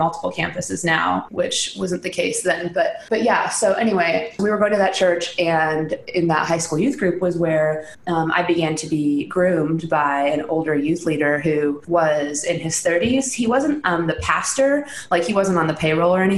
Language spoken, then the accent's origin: English; Central Illinois, United States; I was raised in Central Illinois and I am the oldest of seven.